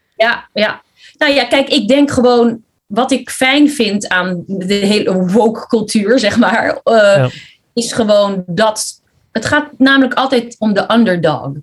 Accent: Netherlands; also born or lived in Philippines; ik kom zelf uit de Filipijnen. Alleen ik kwam hier toen ik vier jaar was. Dus ik ben heel Hollands

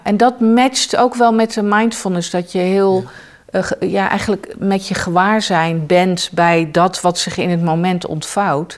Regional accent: The Hague, South Holland, Netherlands; moved away; Ik ben eh, geboren in Den Haag.

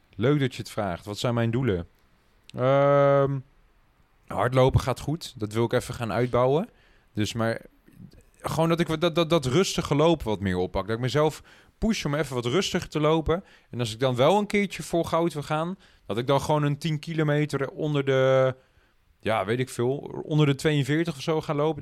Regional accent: Netherlands; voor ons als Nederlanders

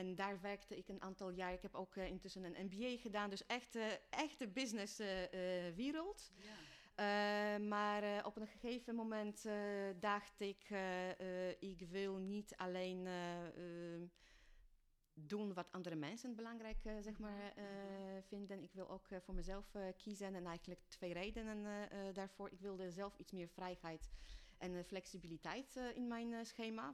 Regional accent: Poland; Dutch is a second language; moved away as an adult; now in Netherlands; ik kom oorspronkelijk uit Polen, maar ben in 2009 eh, eh, naar Nederland eh, verhuisd voor de liefde

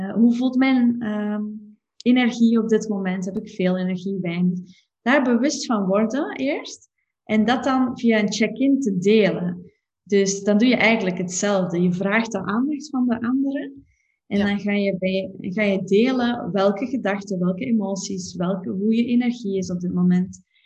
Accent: Belgium; als Belg

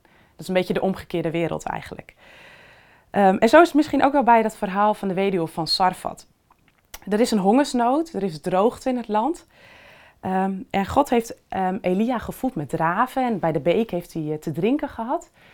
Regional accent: Netherlands; wij als Nederlanders

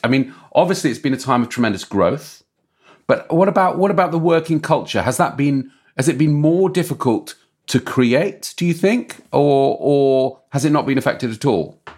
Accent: England, United Kingdom; I've gotta say, as an Englishman

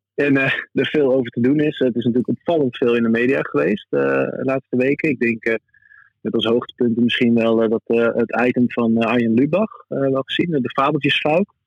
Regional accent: Groningen, Netherlands; zijn wij Groningers

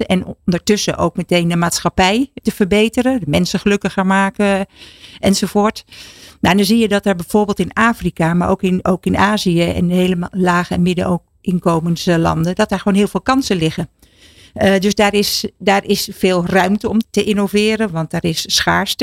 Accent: Netherlands

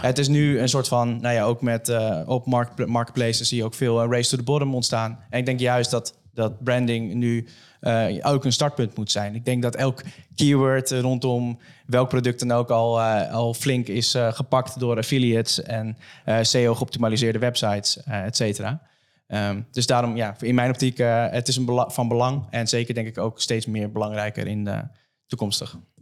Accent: Almere, Flevoland, Netherlands; ik kom zelf uit Almere

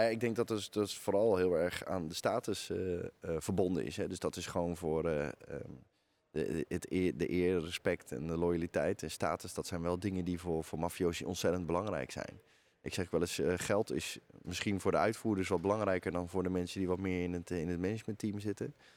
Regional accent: Netherlands

